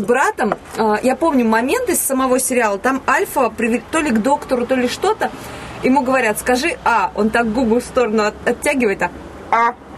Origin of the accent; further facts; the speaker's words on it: Ivanovo, Ivanovo Oblast, Russia; also born or lived in Komsomolsk-on-Amur; когда мне было три года, мы переехали из Комсомольска на море, соответственно, в Иваново